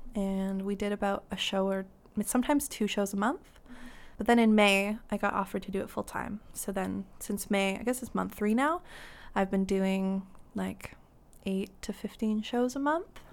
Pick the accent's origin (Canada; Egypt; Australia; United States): Canada; North Vancouver, British Columbia; I grew up in North Ann, um, just over the bridge in Lynn Valley